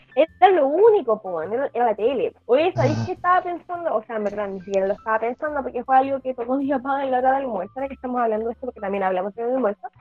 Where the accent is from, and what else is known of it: Chile